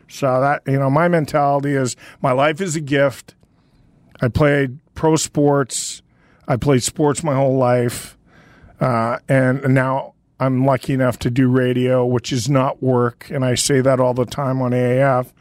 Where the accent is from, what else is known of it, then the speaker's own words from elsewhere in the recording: Northern Canada, Canada; I grew up in a small town in Northern Canada